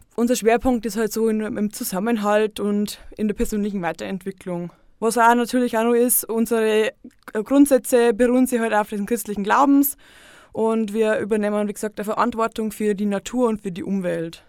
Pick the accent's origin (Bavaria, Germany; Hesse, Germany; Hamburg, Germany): Bavaria, Germany; Untergriesbach; in Untergrissbach, eben wo ich herkomme